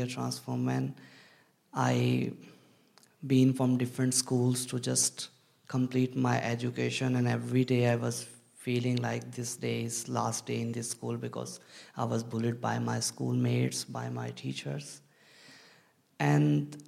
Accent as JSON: {"language": "English", "country": "Pakistan", "tie": "born or raised there", "moved": "as an adult", "lives_now": "United Kingdom", "said": "I'm from Pakistan"}